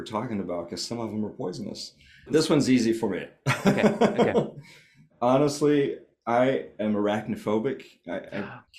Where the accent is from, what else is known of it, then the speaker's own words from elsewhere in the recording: Southeast, United States; also born or lived in Seattle; now in Vermont, United States; I grew up in the Southeast where we have all sorts of huge venomous spiders and all sorts of other things, snakes especially.